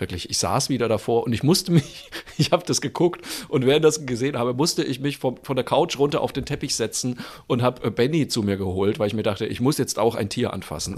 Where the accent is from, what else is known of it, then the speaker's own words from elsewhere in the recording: Bamberg, Bavaria, Germany; meine fränkische Heimat. Oh, Genauer gesagt, schön. na freilich, sogar in meine Geburtsstadt nach Bamberg.